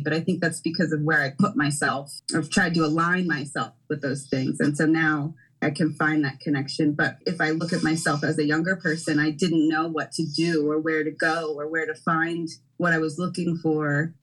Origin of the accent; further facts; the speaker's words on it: Philadelphia, Pennsylvania, United States; I am a Philadelphia native, born and raised in the Germantown Northwest section of Philadelphia